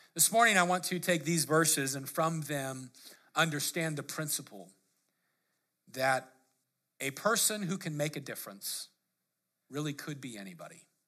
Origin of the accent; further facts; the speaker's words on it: Lakewood, United States; grew up in Lake, or, you know, in Lakewood as a teenager